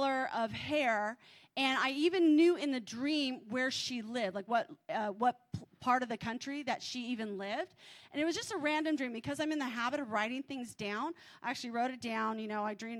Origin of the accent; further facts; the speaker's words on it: California, United States; I'm from California